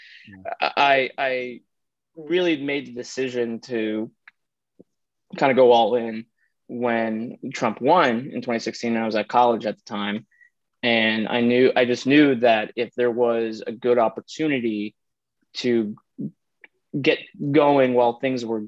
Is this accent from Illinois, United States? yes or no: yes; Illinois, United States; moved away; moving back to Illinois, which is my home state